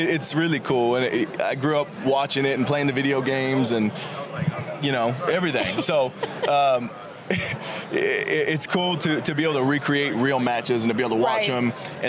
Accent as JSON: {"language": "English", "town": "Sacramento", "region": "California", "country": "United States", "tie": "born or raised there", "said": "I mean, I was from Sacramento, and the family was rocking at every game."}